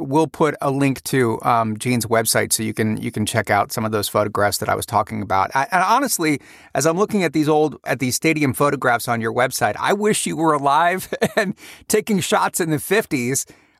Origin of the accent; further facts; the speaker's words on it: Cleveland, Ohio, United States; growing up in Cleveland